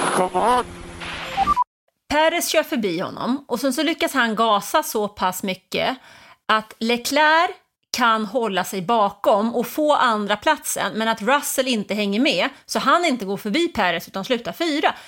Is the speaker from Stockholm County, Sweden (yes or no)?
yes; Stockholm, Stockholm County, Sweden; Jag är uppvuxen i Stockholm